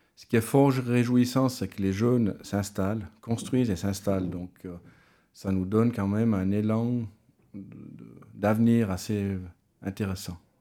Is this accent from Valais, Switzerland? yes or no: yes; mountain commune in Valais, Switzerland; je suis originaire de Lille